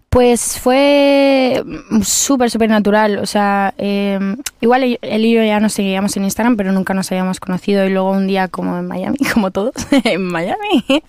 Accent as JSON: {"language": "Spanish", "country": "Spain", "said": "los artistas que venimos de España"}